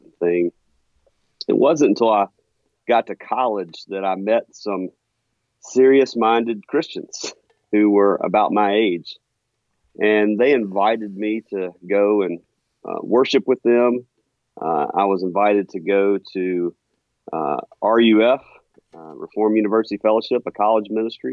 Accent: Meridian, Mississippi, United States; moved away as an adult; also born or lived in Jackson, Mississippi / Ridgeland, Mississippi; now in Huntsville, United States; I was born and raised in Meridian, Mississippi

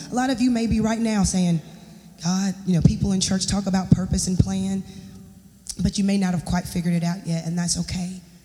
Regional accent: Charlotte, North Carolina, United States; moved away; I'm gonna go back home. I'm from Charlotte. I'm gonna go back home. I'm gonna stay with my mom and my dad

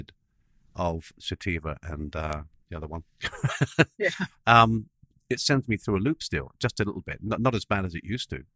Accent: England, United Kingdom; I'm English

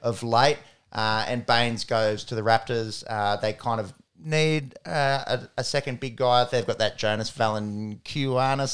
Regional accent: Australia; an Australian basketball fan

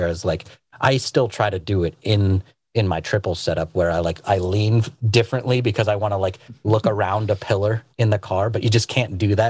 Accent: United States; I'm an American

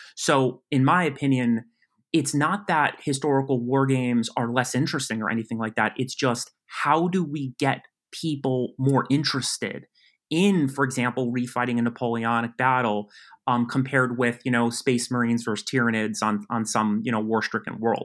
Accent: West Harrison, New York, United States; I grew up in Westchester County, New York. Um, I grew up in a, a town called West Harrison.

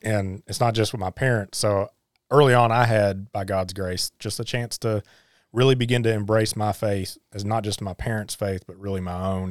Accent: Harlan, Kentucky, United States; I was born and raised in Harlan

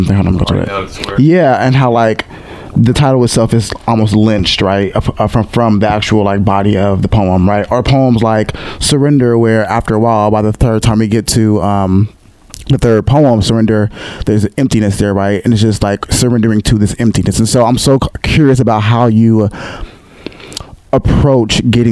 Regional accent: Seattle, Washington, United States; moved away; being from Seattle, growing up in Seattle

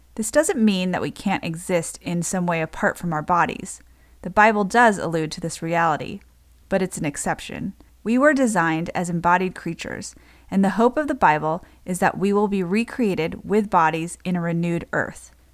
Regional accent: United States; I'm Japanese American

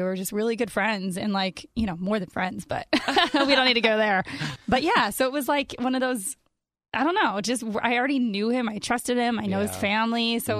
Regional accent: Stoughton, Wisconsin, United States; moved away as an adult; also born or lived in North Carolina / Chicago area, Illinois / Los Angeles; I'm from Wisconsin.

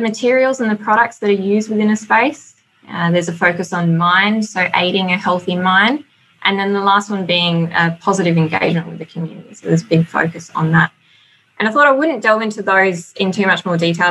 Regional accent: Australia; accent: twang; moved away as an adult; now in New Zealand; So if you can note the twang in my voice, I've um, only recently moved over to New Zealand. I'm from Australia

